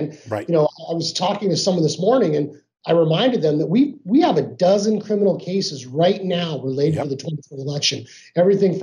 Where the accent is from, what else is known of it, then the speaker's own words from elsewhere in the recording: Arizona, United States; I grew up here in Arizona